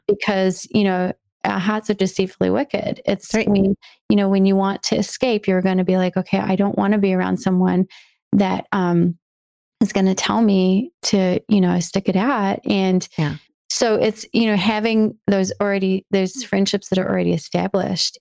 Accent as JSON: {"language": "English", "country": "New Zealand", "tie": "born or raised there", "moved": "yes", "lives_now": "United States", "said": "I was born and raised in New Zealand"}